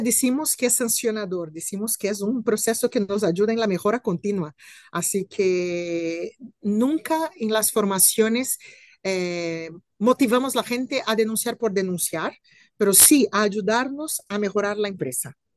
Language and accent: Spanish; Brazil; moved away as an adult; now in Spain; soy eh, hispano-brasileña, Vivo hace siete años aquí en España